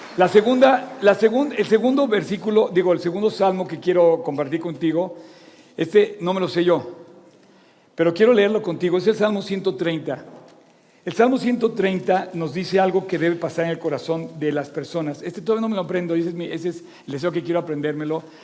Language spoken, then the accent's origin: Spanish; Mexico; soy mexicano y me enorgullece ser mexicano.